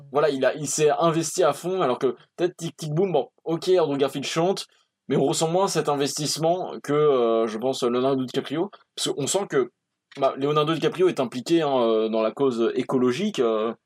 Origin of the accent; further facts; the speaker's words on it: France; je suis français